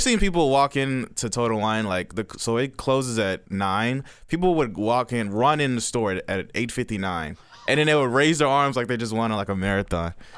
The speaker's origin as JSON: {"language": "English", "town": "Dallas", "region": "Texas", "country": "United States", "tie": "born or raised there", "also_born_or_lived": "DeSoto, Texas", "said": "I was born in Dallas, um, kind of beginning of my life, I was, well, I was raised in South Dallas"}